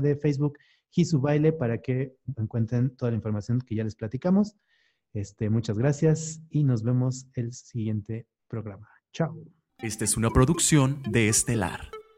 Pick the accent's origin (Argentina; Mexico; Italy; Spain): Mexico; nosotros como mexicanos